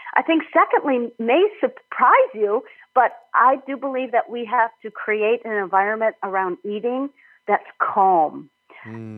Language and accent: English; Minnesota, United States; moved away as an adult; also born or lived in Illinois; I'm from Minnesota originally, went to school in Illinois